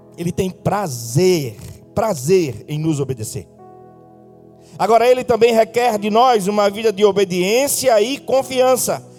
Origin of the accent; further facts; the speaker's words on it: Northeast Region, Brazil; como bons nordestinos que somos